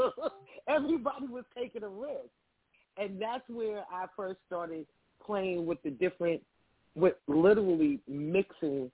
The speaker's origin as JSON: {"language": "English", "town": "Roosevelt", "region": "New York", "country": "United States", "said": "I actually am originally from Roosevelt, New York."}